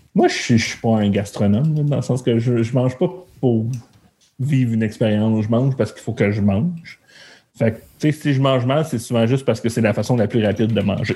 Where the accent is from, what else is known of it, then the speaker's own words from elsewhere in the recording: Montreal, Quebec, Canada; Moi, je viens de la Chine